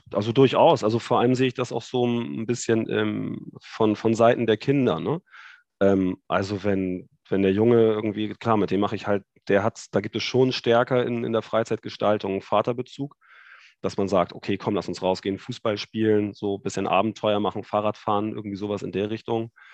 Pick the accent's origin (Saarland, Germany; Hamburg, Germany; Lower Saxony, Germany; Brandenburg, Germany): Hamburg, Germany; accent: nordisch; moved away as an adult; now in Düsseldorf, Germany; Ich komme gebürtig aus Hamburg